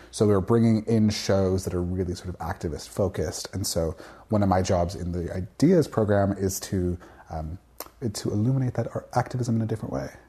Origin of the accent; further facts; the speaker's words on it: Victoria, British Columbia, Canada; I grew up in Victoria, British Columbia